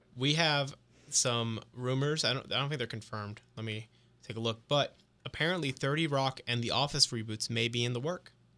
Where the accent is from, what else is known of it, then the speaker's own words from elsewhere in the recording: New Jersey, United States; moved away; I'm, I'm Italian. I'm from Jersey